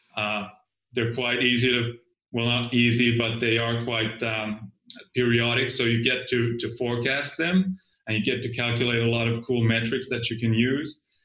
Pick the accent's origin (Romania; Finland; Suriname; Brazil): Finland; I'm from Finland